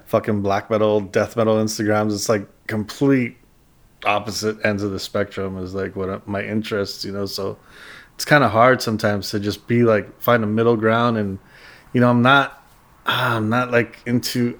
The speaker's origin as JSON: {"language": "English", "town": "Los Angeles", "region": "California", "country": "United States", "tie": "born or raised there", "also_born_or_lived": "Monterey Park / City Terrace", "said": "I'm from the East LA area"}